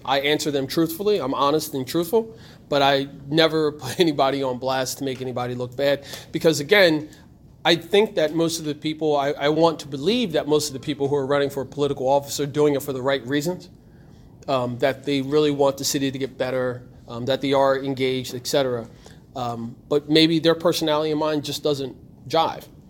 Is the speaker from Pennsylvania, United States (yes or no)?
no; Trenton, New Jersey, United States; I was born here in Trenton